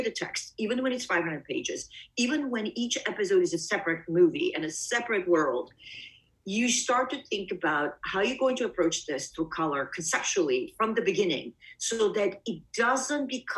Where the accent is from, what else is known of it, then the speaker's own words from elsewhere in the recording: Bulgaria; also born or lived in Greece / East Coast, United States; now in United States; I was born in Bulgaria, but my family and I left